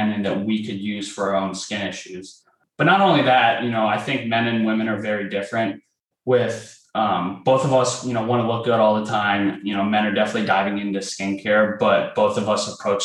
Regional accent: Ohio, United States; we're from Ohio

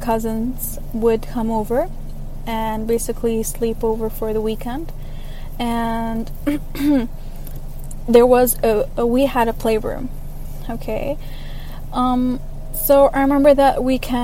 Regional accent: Dubai, United Arab Emirates; I am from Dubai, the United Arab Emirates

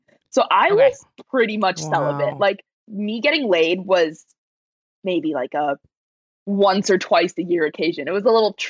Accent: Las Vegas, Nevada, United States; moved away as an adult; also born or lived in Texas; I come home, back to Vegas, just won a medal a week ago. I turned 21 in my hometown of Las Vegas.

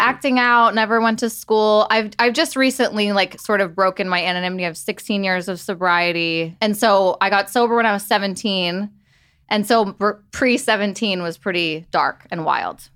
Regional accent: New York, United States; I grew up in New York.

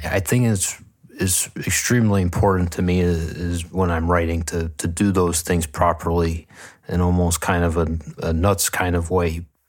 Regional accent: Buffalo, New York, United States; growing up in Buffalo

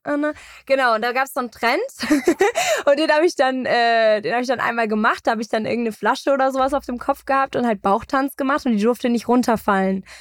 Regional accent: Munich, Bavaria, Germany; Ich bin groß geworden in München

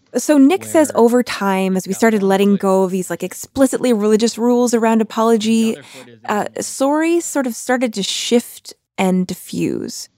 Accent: Canada; moved away as an adult; now in United States; I am Canadian

